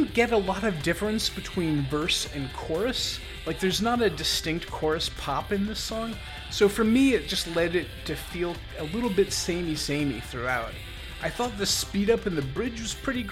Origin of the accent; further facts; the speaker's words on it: Olympia, Washington, United States; I grew up in Olympia, Washington